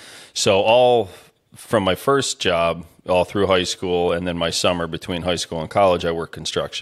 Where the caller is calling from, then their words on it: Dalton, Pennsylvania, United States; So I'm in a little town outside of Scranton, PA called Dalton, Pennsylvania.